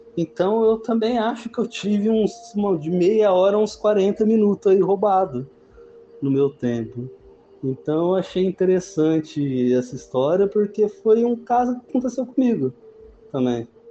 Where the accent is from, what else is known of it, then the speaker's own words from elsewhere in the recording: José Bonifácio, São Paulo, Brazil; eu sou do interior de São Paulo, cidade chamada José Bonifácio